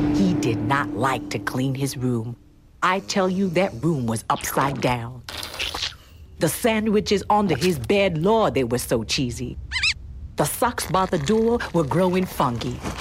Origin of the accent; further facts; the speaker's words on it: Barbados; now in Canada; I was a kid who was born in this country, went to school in Barbados.